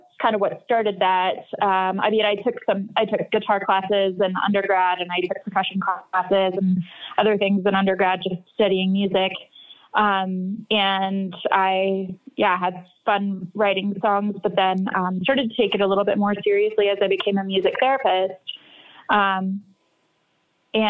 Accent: North Texas, United States; I grew up in North Texas

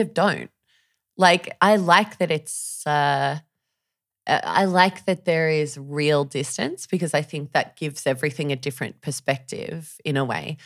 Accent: Sydney, New South Wales, Australia; moved away as an adult; I'm from Sydney

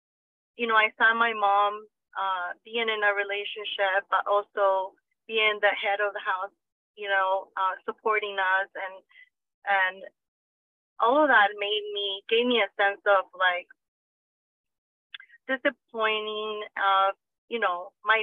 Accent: Guatemala; moved away; my siblings and I grew up in Guatemala with our grandparents

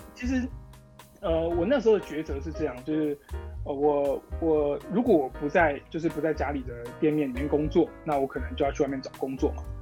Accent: Taichung, Taiwan; 我是一个表店的二代，我在台中，从小就在就是台中表店这样子环境长大

